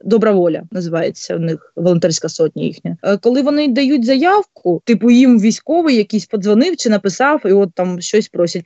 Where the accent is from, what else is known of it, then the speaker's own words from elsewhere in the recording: Bryanka, Luhansk Oblast, Ukraine; moved away as an adult; now in Kyiv Oblast, Ukraine; я з Луганської області, з міста Брянки. От вже більше п'яти років проживаю в Київській області